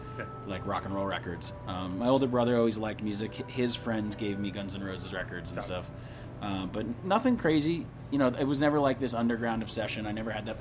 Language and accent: English; northeastern New Jersey, United States; I grew up in northeastern New Jersey